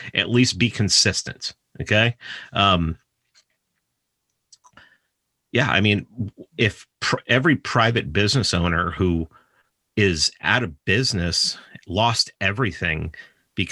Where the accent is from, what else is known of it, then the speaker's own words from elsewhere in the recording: New York, United States; I'm from New York